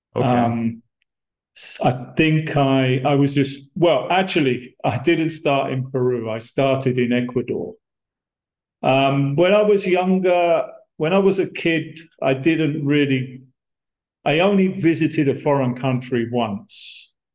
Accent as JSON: {"language": "English", "town": "Brighton", "region": "South East England", "country": "United Kingdom", "tie": "born or raised there", "also_born_or_lived": "Monterrey, Mexico", "moved": "as an adult", "said": "I'm from Brighton, and uh, I I grew up there in that city"}